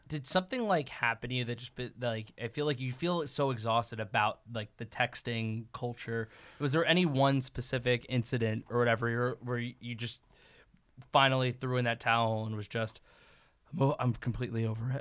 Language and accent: English; East Coast, United States; moved away; I'm from the East Coast originally